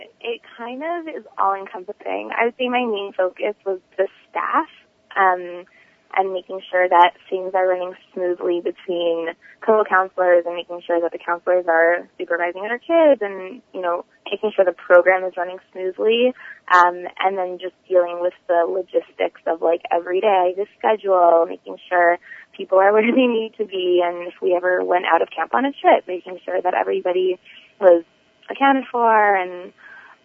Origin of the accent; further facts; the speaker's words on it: East Brunswick, New Jersey, United States; I'm actually from East Brunswick, New Jersey